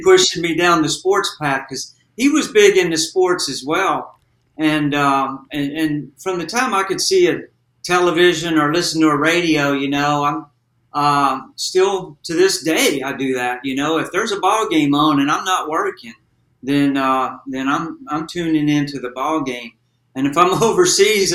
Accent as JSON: {"language": "English", "town": "Ferriday", "region": "Louisiana", "country": "United States", "tie": "born or raised there", "also_born_or_lived": "Natchez, Mississippi", "said": "I was born in Natchez, Mississippi, grew up in Faraday, Louisiana"}